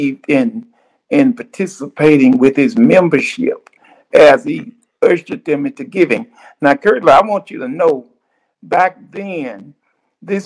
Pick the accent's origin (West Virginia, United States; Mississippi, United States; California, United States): Mississippi, United States; Cleveland; moved away as an adult; also born or lived in Jackson, Mississippi; now in Little Rock, United States; I was raised in the Mississippi Delta